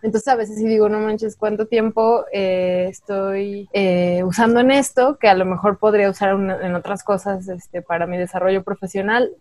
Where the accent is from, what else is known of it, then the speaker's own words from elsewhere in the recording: Guanajuato, Mexico; crecí en Guanajuato, que es un lugar muy conservador